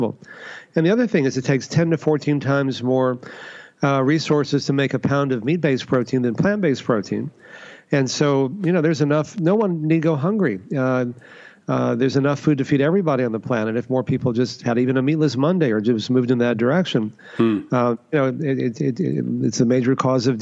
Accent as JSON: {"language": "English", "region": "Texas", "country": "United States", "tie": "born or raised there", "said": "I grew up in Texas, you know, the meat capital of the U.S."}